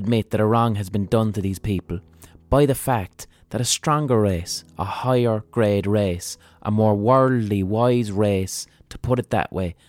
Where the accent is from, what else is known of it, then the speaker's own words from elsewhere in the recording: Ireland; I'm Irish